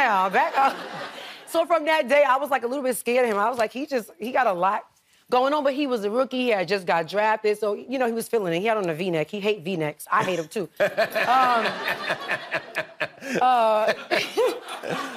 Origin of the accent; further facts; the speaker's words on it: New York City, New York, United States; I'm from Harlem